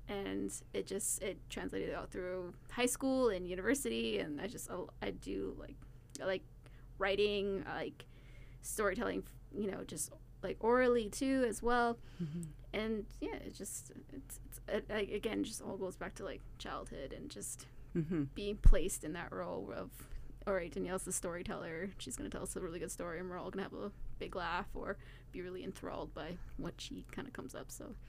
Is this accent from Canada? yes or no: yes; Thompson, Manitoba, Canada; born there; also born or lived in Crane River / Winnipeg / Brandon; we've lived pretty much all over Manitoba. I was born in Thompson. I lived in Crane River, Winnipeg, Brandon.